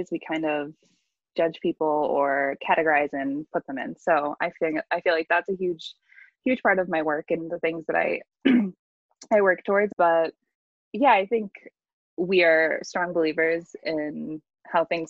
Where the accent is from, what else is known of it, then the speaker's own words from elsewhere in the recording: Boston, Massachusetts, United States; now in California, United States; I am originally from Boston, over on the East Coast